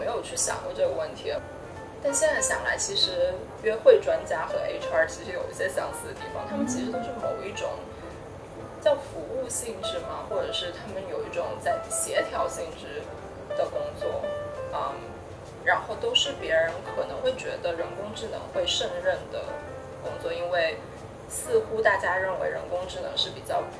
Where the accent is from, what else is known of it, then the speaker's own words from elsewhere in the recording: Shenzhen, Guangdong, China; moved away as an adult; now in New York, United States; 我是在深圳长大的，嗯，然后来美国念的大学，在这里已经十几年了，我都已经忘了十几年了，十三年差不多了。